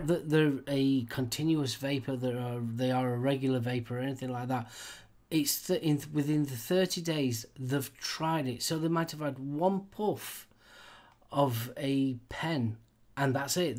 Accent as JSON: {"language": "English", "country": "United Kingdom", "said": "We, here in the UK"}